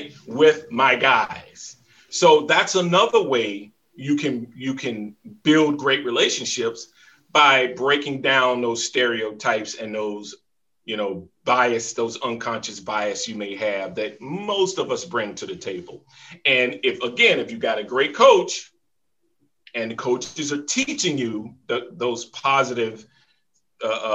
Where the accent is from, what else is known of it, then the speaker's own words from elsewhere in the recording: the South, United States; moved away as an adult; also born or lived in Jacksonville, Florida / Philadelphia; growing up in the South